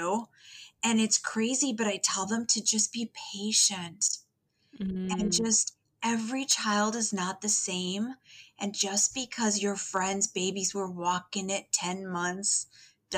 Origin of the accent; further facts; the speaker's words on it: Eastern Iowa, United States; moved away as an adult; now in South Dakota, United States; I actually grew up in Iowa, Eastern Iowa.